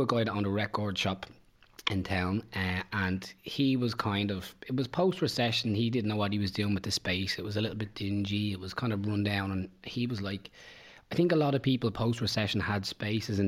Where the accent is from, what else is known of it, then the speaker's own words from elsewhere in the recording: Bray, Leinster, Ireland; also born or lived in Dún Laoghaire; I'm from Bray originally. Well, Dunleary originally, but then moved to Bray.